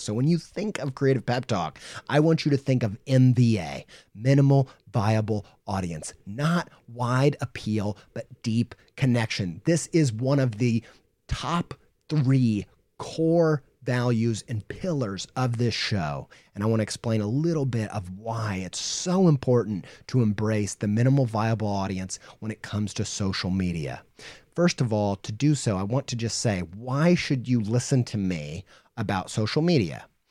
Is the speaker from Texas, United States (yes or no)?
no; Indiana, United States; I grew up in Indiana